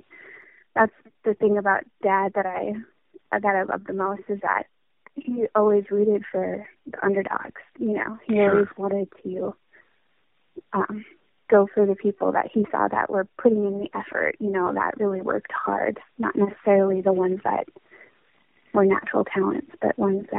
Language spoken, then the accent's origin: English; Williston, North Dakota, United States; born there; I was born in Williston, North Dakota.